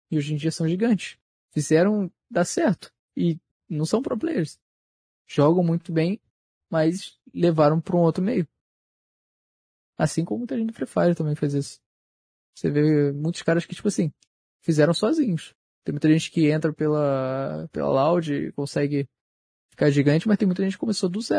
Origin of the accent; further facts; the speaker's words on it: Rio de Janeiro, Brazil; sou do Rio de Janeiro, pô.